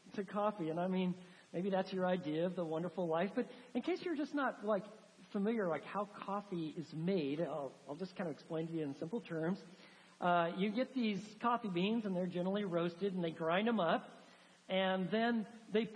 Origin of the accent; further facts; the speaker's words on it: the Northwest, Pacific Northwest, United States; moved away; I'm from the Northwest